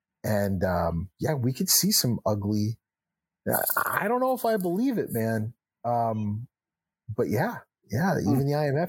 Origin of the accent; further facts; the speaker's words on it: Texas, United States; also born or lived in New Hampshire; Well, Doug, I'm a kid from Texas and New Hampshire.